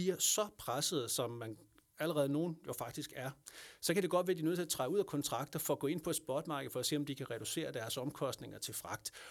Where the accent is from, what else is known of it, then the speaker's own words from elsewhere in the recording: Lolland, Zealand, Denmark; kommer jeg selv fra Lolland